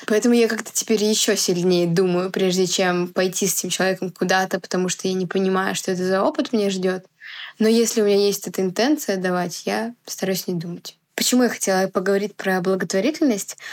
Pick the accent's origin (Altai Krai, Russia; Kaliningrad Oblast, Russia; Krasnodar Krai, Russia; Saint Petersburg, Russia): Altai Krai, Russia; Biysk; в Бийске, в моем родном городе